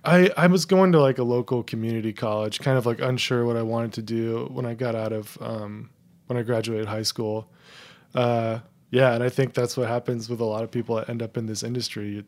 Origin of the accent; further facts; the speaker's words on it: Tri-Valley, San Francisco Bay Area, California, United States; moved away; also born or lived in Brooklyn, New York / Italy; I lived about thirty minutes east of Oakland in the suburbs, um, in this little tri-valley area.